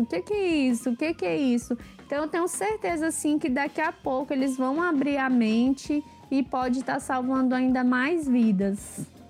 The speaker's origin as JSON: {"language": "Portuguese", "town": "Brasília", "region": "Federal District", "country": "Brazil", "said": "sou de Brasília"}